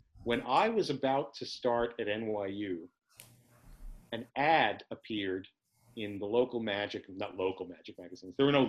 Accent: New York, United States; born there; I was born in New York. We had a whole different world of the tasty cakes.

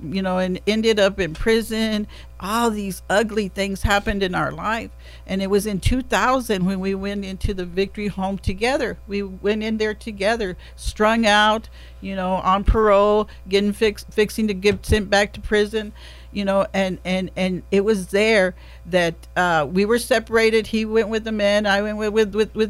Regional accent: Kerrville, Texas, United States; also born or lived in San Antonio; I was raised here in Kerrville

